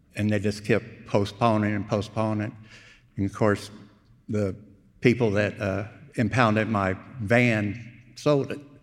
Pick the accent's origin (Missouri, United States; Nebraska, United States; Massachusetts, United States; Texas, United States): Texas, United States; Houston; also born or lived in Wimberley, Texas; I was born in Houston, uh, moved to Wimberley, went to high school up there, uh, came back to Houston